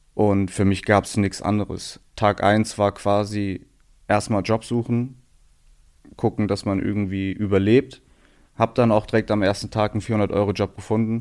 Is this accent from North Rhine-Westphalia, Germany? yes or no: yes; Aachen, North Rhine-Westphalia, Germany; moved away as an adult; now in Berlin, Germany; Also es ist die Stadt, wo ich groß geworden bin, wo ich herkomme